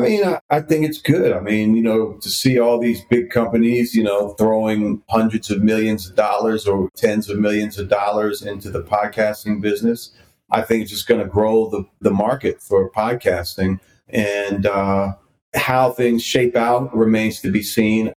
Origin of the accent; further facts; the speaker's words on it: Washington, District of Columbia, United States; moved away as an adult; also born or lived in New York; I had been living back in DC a few years ago, which is my hometown.